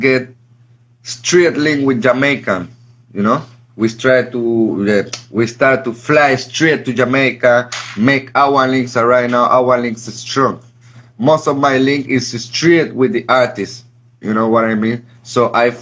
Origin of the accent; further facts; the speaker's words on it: Gambia; moved away; also born or lived in Europe; I'm from Gambia